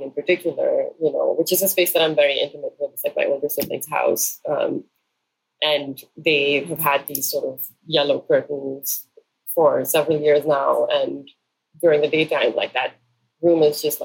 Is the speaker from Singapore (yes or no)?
no; Karachi, Sindh, Pakistan; growing up in Karachi